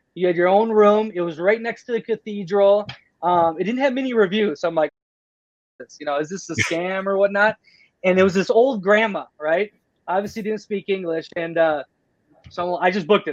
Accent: United States; moved away; also born or lived in Playa del Carmen; I am beyond blessed and grateful to be born in America when I was born in America

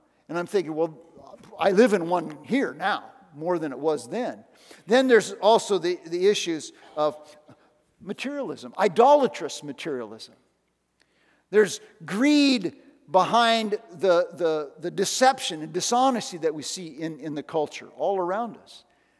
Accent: Iowa, United States; So I moved from town to town. People asked me where I'm from, and I'd say I'm from Iowa, okay?

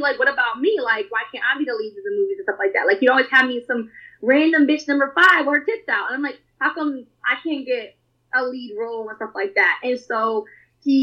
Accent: New York, United States; I'm from New York

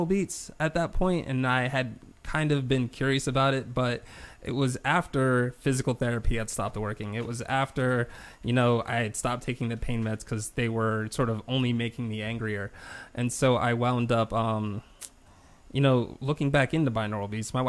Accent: South Carolina, United States; also born or lived in Buffalo, New York; They raised me in South Carolina

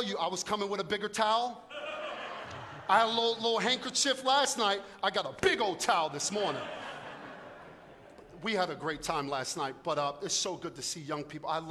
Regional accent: New York City, New York, United States; also born or lived in North Jersey; now in South Jersey, United States; I'm from Brooklyn

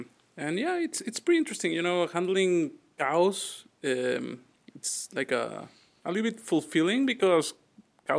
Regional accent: Querétaro, Mexico; now in United States; I grew up in Mexico, yeah, in a city called Querétaro

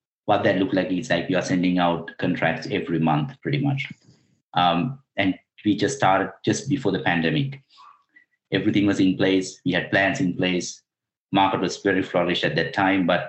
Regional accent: Sri Lanka; moved away; I'm originally from Sri Lanka.

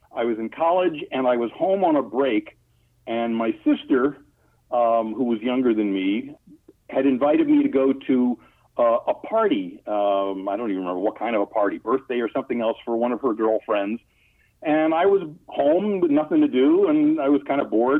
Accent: Long Island, New York, United States; also born or lived in Brooklyn, New York; I was born in Brooklyn and then grew up on Long Island.

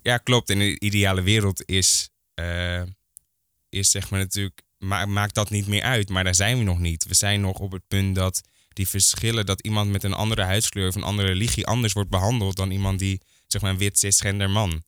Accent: Hoorn, North Holland, Netherlands; now in Amsterdam, Netherlands; Ik kom eigenlijk uit Horen. Ja. Eh, daar ben ik opgegroeid

